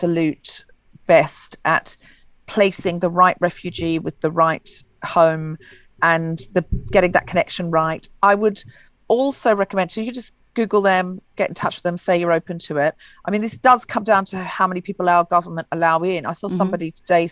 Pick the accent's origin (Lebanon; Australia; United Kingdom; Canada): Australia; Queensland; moved away; I'm from Queensland in Australia originally